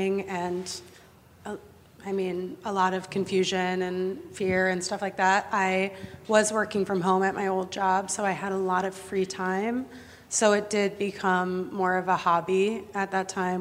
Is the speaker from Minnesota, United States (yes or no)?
yes; Minnesota, United States; moved away; I grew up in Minnesota